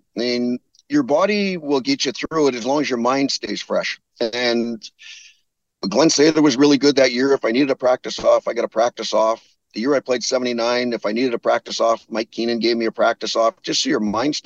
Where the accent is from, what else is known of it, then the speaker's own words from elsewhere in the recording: Spruce Grove, Alberta, Canada; a kid growing up in Spruce Grove